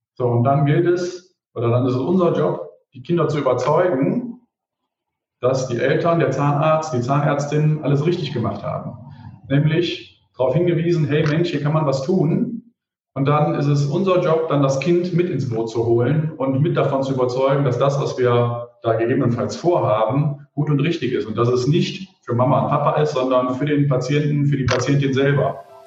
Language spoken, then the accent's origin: German; Mönchengladbach, North Rhine-Westphalia, Germany; Ich selber bin gebürtiger Mönchengladbacher